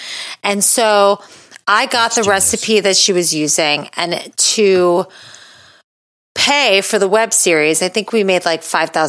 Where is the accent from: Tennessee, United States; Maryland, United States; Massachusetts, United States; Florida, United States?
Florida, United States; I'm from Florida.